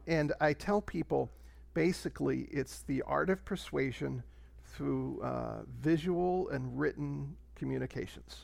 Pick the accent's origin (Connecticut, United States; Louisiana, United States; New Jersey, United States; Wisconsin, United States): New Jersey, United States; central; I was, uh, raised in central New Jersey